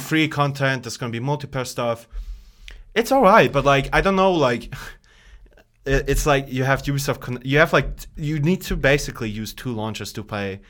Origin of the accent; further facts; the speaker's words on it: Bosnia & Herzegovina; moved away; I'm originally from Bosnia Herzegovina